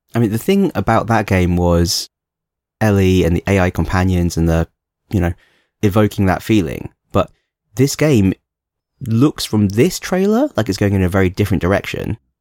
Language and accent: English; London, United Kingdom; moved away as an adult; now in Hong Kong; I did grow up in London when I was a child as well.